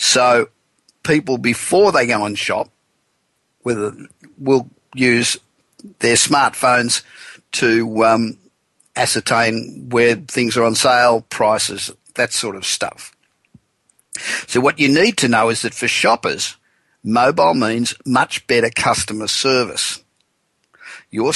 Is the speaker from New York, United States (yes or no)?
no; Los Angeles, California, United States; my hometown of Los Angeles, the City of Angels